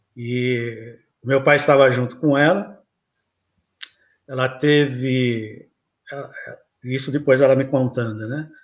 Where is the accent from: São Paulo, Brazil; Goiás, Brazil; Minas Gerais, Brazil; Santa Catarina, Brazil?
São Paulo, Brazil; eu nasci aqui em São Paulo mesmo, São Paulistano